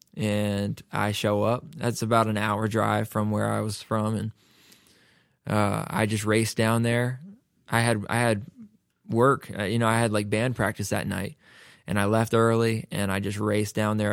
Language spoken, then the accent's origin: English; Raleigh, North Carolina, United States; moved away as an adult; now in Nashville, United States; I'm from North Carolina, and, uh, in Raleigh, you just don't go out every night